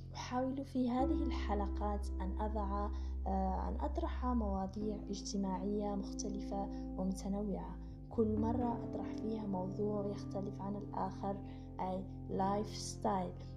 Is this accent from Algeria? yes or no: yes; Algeria; من الجزائر